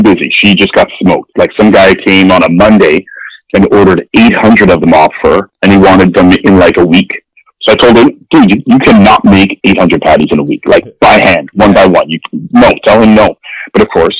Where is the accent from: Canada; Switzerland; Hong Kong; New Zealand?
Canada; Winnipeg, Manitoba; also born or lived in London, England; I was born in London, England. And then I moved to Winnipeg when I was 5